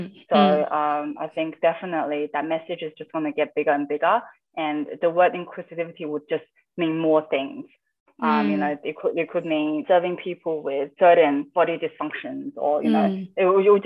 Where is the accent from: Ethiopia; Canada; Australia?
Australia; Adelaide, South Australia; I grew up in Adelaide